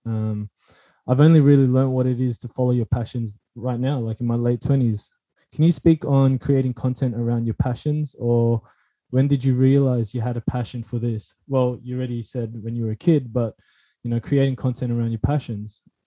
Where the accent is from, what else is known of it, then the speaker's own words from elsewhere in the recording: Philippines; I'm Filipino